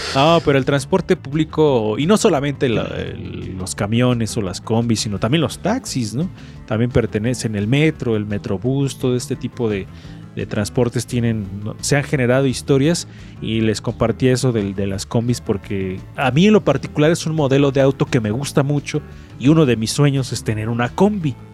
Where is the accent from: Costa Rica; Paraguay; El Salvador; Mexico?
Mexico; Puebla; como poblano